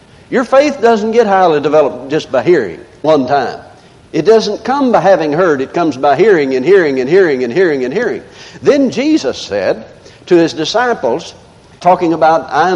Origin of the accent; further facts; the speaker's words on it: the South, United States; I'm from the South.